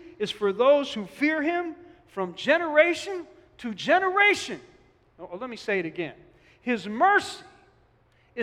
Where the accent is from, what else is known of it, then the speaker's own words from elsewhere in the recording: Newark, New Jersey, United States; I come from Newark